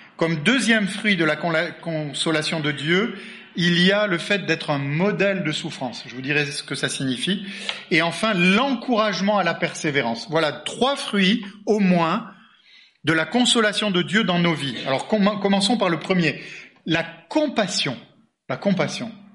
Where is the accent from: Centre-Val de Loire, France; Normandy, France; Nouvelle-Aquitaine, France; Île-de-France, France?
Nouvelle-Aquitaine, France; Bordeaux; je suis bordelais d'origine